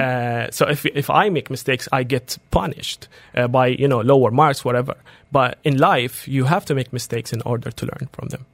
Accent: Jordan; moved away as an adult; also born or lived in Dubai; I come from Jordan

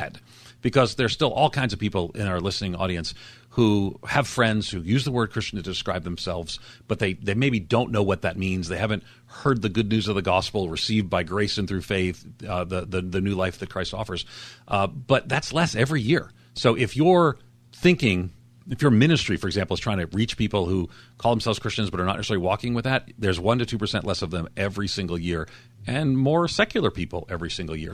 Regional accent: Long Island, New York, United States; in Long Island, where I grew up outside of New York City

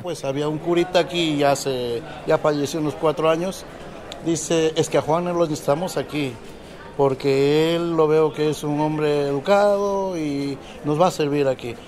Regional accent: Ecuador; moved away as an adult; now in Spain; Soy de Ecuador

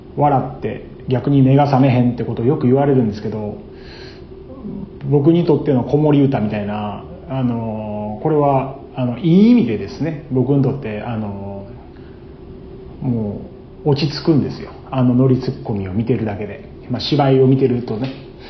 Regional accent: Osaka, Japan; 僕は大阪で生まれて育った

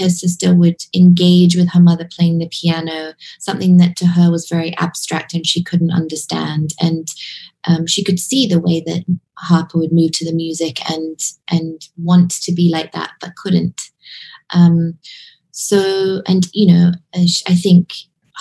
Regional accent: Hong Kong; I grew up in Hong Kong

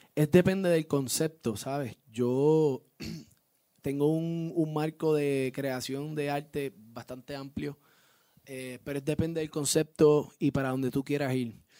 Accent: Puerto Rico; Yo obviamente salgo de Puerto Rico, vivo, nacido y criado en Puerto Rico, orgulloso de ser puertorriqueño

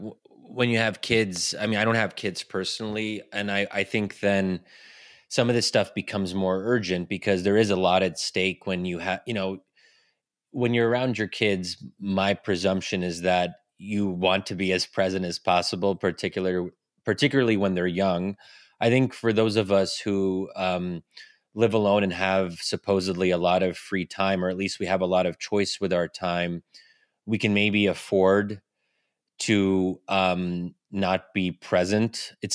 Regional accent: United States; as an American who is, you know, somewhat ambitious

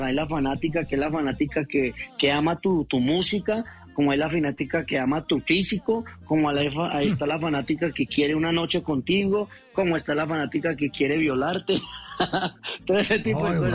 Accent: Bello, Antioquia, Colombia; now in Bogotá, Colombia; yo soy nacido en Bello Antioquia

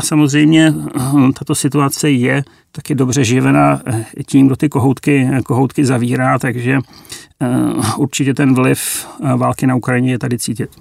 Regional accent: Czechia; my jako Češi

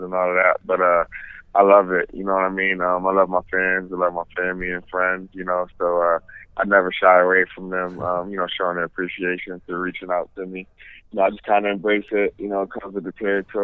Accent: upstate New York, United States; in my hometown. It's an hour away from my town.

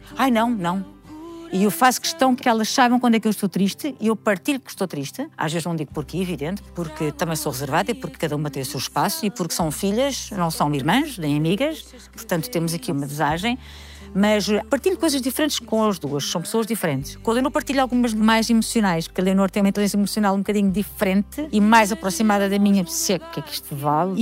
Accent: Queijas, Lisbon, Portugal; eu tive uma infância espetacular, porque fui criada em Queijas, uma vilazinha

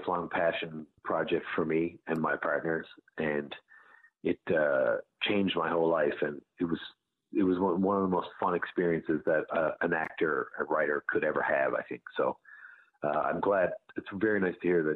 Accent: St. John's, Newfoundland and Labrador, Canada; also born or lived in Bell Island, Newfoundland; I was born on an island called Bell Island, which is a mining town, but I grew up in a place called the Goulds, which is just outside St. John's.

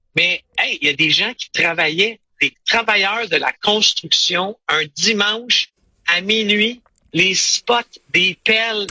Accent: Quebec, Canada; je suis du Québec

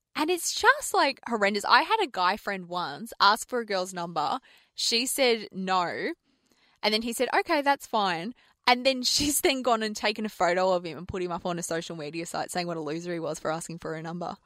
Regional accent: Australia; I'm Aussie, born and bred

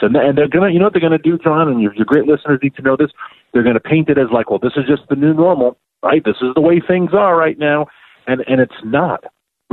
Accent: New York City, New York, United States; born or raised there

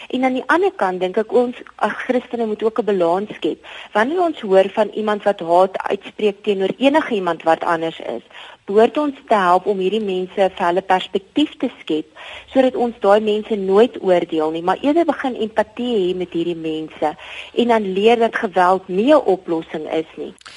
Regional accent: South Africa; ons as Suid-Afrikaners

